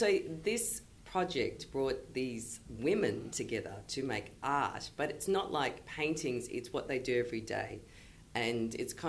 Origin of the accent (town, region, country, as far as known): Australia